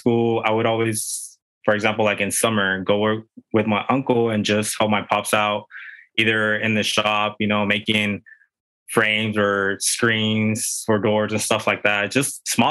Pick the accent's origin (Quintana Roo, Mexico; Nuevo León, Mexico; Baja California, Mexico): Baja California, Mexico; Tijuana; now in San Diego, United States; I grew up in TJ, which is our neighbor city, pretty much south of the border right here from San Diego.